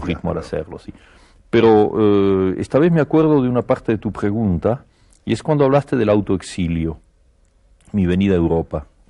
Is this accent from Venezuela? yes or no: no; Argentina; moved away as an adult; also born or lived in Barcelona, Spain; now in Paris, France; yo estoy muy contento de ser argentino